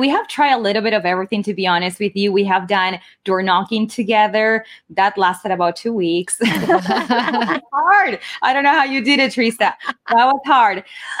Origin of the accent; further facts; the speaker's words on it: Lima, Peru; now in Coral Springs, United States; And I was born and raised in Lima, Peru, and I live in Coral Springs, Florida.